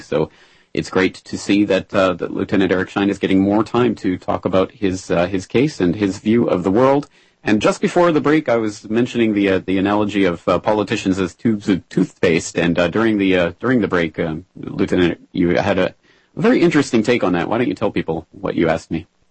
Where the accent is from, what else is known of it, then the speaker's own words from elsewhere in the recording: Canada; now in Japan; I'm a uh, Canadian living in Japan